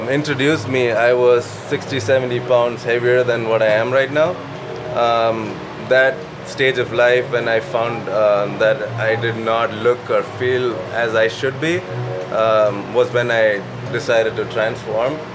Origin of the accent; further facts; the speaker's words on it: Kerala, India; moved away as an adult; now in Las Vegas, United States; I'm from uh, Kerala. It's uh, the southernmost state in India